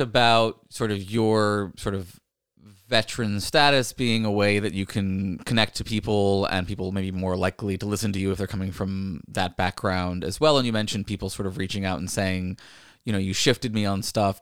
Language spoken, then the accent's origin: English; Virginia, United States; growing up in Virginia